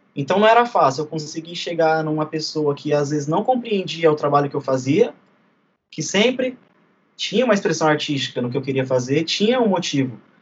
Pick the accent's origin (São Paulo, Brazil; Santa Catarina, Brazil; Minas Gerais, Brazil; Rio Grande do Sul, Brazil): São Paulo, Brazil; sou do bairro de Guaianazes